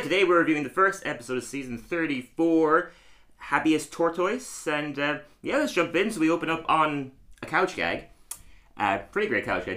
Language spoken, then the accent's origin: English; Tralee, Munster, Ireland; now in London, United Kingdom; I'm also from Tralee.